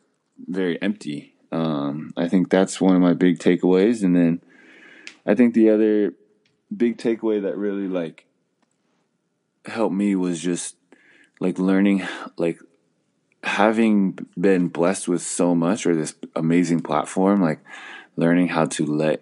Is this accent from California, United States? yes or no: yes; California, United States; growing up in California